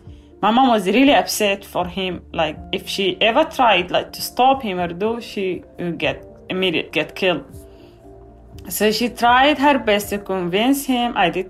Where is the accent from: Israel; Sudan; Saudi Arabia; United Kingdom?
Sudan; Gedaref, Al Qadarif; now in Virginia, United States; I was born on November 3rd, 1987, in a refugee camp in the city of Gedaref from Sudan.